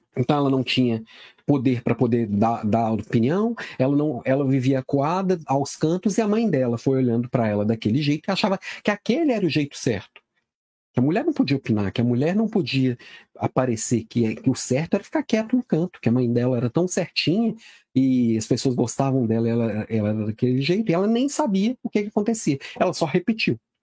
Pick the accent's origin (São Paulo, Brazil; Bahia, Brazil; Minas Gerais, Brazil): Minas Gerais, Brazil; Belo Horizonte; now in Florianópolis, Brazil; sou de Belo Horizonte, moro em Florianópolis, mas sou daí